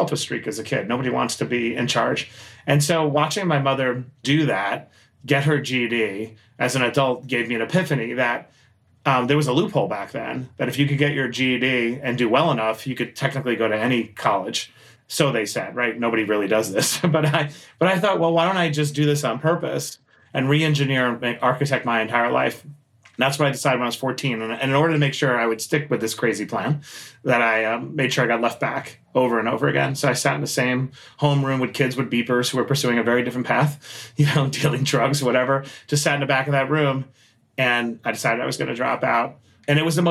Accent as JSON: {"language": "English", "town": "New York City", "region": "New York", "country": "United States", "tie": "born or raised there", "said": "I grew up in Queens, New York, shout out to Queens"}